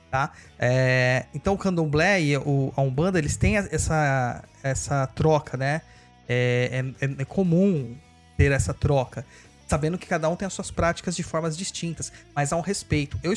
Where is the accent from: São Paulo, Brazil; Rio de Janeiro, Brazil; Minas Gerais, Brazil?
São Paulo, Brazil; Carapicuíba; Eu nasci em Carapicuíba, gente.